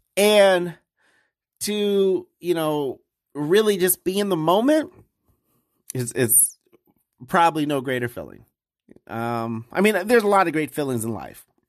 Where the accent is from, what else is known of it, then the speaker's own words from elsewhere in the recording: Detroit, Michigan, United States; moved away; I'm from Detroit